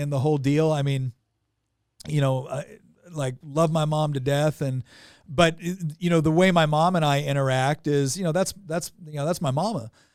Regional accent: Northern California, United States; moved away as an adult; now in Virginia, United States; I'm originally from Northern California

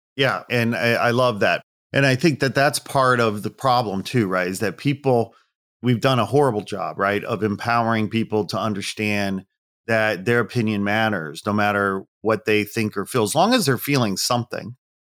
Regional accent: Midwest, United States; moved away as an adult; also born or lived in California; now in Los Angeles, United States; Midwest boy, really. I'm proud Midwesterner

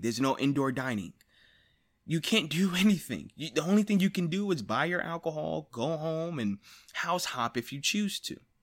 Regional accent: United States; I am an American

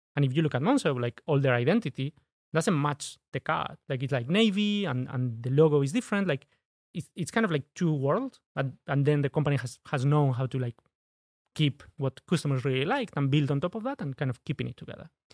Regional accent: Spain; English is a second language; moved away as an adult; now in United Kingdom; I'm originally from Spain. When I moved, uh, to the U K

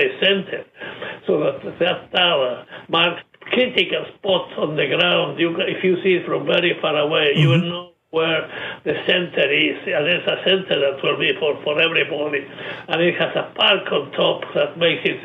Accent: San Miguel de Tucumán, Tucumán, Argentina; now in United States; my hometown, Tucumán, in northwest Argentina

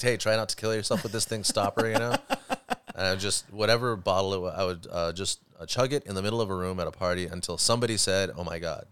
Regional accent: Huntington Beach, California, United States; I grew up in Huntington Beach

